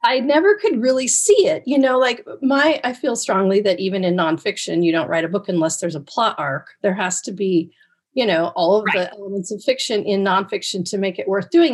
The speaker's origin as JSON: {"language": "English", "region": "Oregon coast", "country": "United States", "tie": "born or raised there", "said": "growing up on the Oregon coast"}